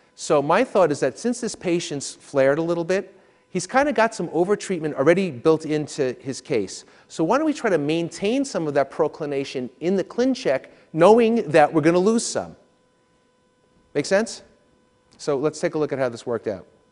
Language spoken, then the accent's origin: English; New York, United States; I'm from New York